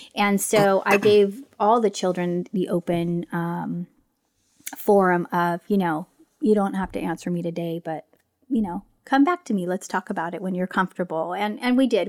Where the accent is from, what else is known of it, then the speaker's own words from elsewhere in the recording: Southern California, United States; moved away as an adult; now in Northern California, United States; I grew up in Southern California.